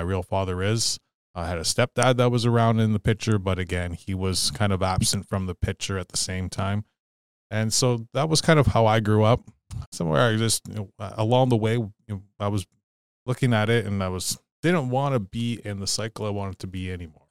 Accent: Sault Ste. Marie, Ontario, Canada; also born or lived in Garden River First Nation; I'm a Ojibwe native, member of Garden River First Nation, but I grew up here in Sault Ste. Marie

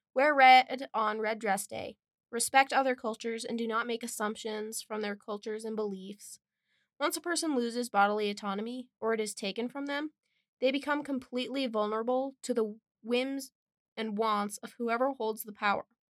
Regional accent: Wind River Indian Reservation, Wyoming, United States; I was born and raised on the Wind River Indian Reservation

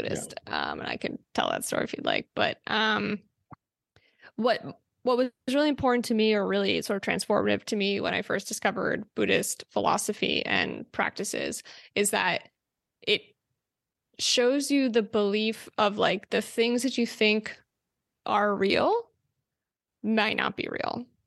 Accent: New Jersey, United States; I grew up there

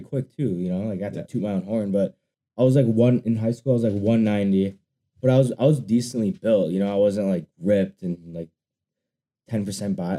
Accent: Wisconsin, United States; I'm from Wisconsin

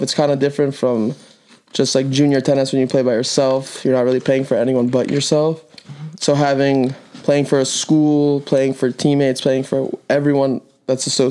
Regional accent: Bradenton, Florida, United States; also born or lived in Manhattan, New York; we moved to Florida when I was 7 or 8

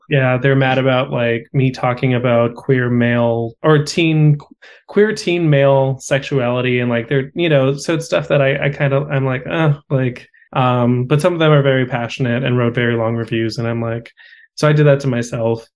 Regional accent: Los Angeles, California, United States; also born or lived in Austin; my hometown event

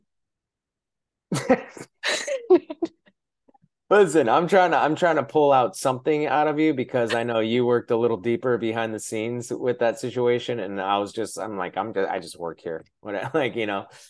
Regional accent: Shoreline, Washington, United States; I'm from Shoreline, which is close

